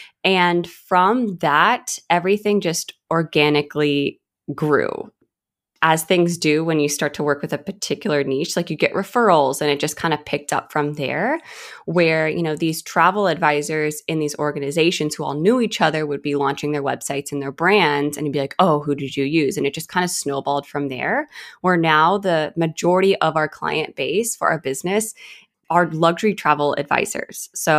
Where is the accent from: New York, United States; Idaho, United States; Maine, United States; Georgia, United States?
Georgia, United States; Atlanta; also born or lived in California, United States; So I'm originally from California. And then my family moved to Atlanta, Georgia, which is where I mainly grew up.